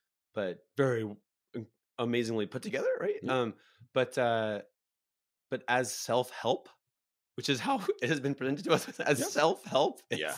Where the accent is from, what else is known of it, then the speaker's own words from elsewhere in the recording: England, United Kingdom; I'm from England.